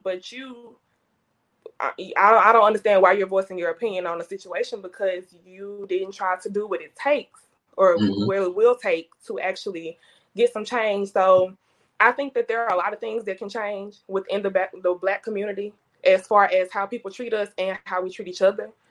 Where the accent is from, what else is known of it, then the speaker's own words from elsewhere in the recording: Jackson, Mississippi, United States; I am a Jackson native, so born and raised in Jackson, um, kind of northwest Jackson.